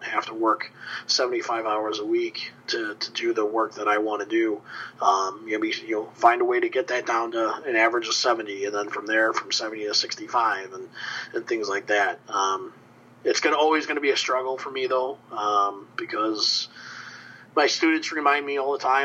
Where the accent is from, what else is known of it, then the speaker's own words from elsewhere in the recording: Joliet, Illinois, United States; now in Dubuque, United States; I grew up in Joliet, Illinois